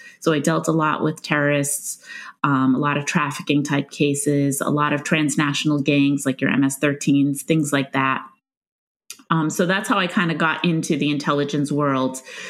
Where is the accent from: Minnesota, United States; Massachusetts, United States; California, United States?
Massachusetts, United States; Stoneham; I grew up in Stoneham, Massachusetts, which is just north of Boston. It's about 15 minutes outside of Boston.